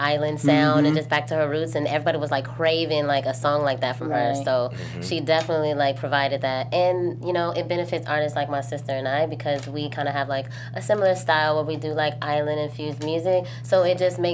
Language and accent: English; Chicago, Illinois, United States; we grew up in Chicago